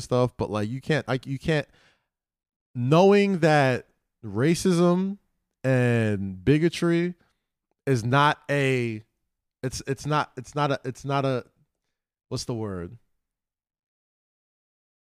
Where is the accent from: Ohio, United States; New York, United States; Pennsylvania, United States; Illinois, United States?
New York, United States; New York City; moved away as an adult; I grew up in Staten Island